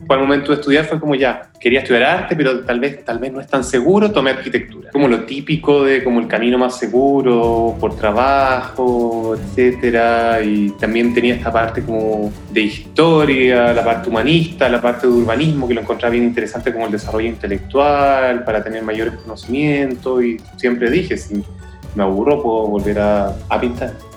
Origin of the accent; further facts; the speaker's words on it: San Fernando, O'Higgins, Chile; now in Cologne, Germany; Yo vengo de Chile y en el colegio yo vivía con mi familia a una hora y media al sur de Santiago, San Fernando, ahí como la parte del vino